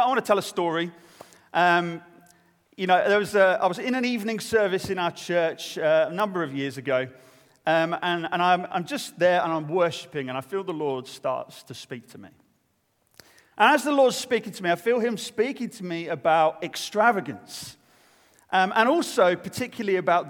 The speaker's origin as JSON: {"language": "English", "country": "United Kingdom", "said": "I'm British"}